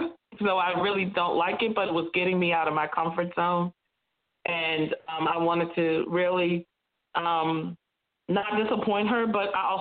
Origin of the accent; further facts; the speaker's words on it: Massachusetts, United States; I was born and raised in Massachusetts